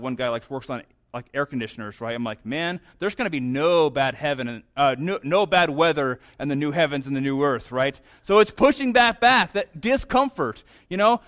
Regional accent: New Mexico, United States; moved away; also born or lived in St. Louis, Missouri; I'm from New Mexico

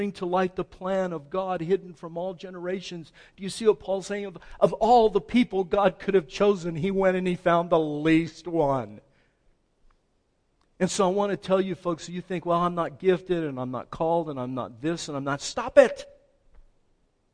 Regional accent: El Paso, Texas, United States; I'm from El Paso

